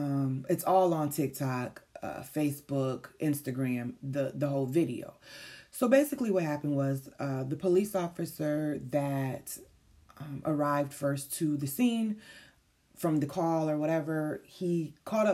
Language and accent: English; Syracuse, New York, United States; moved away; this is my hometown that this situation happened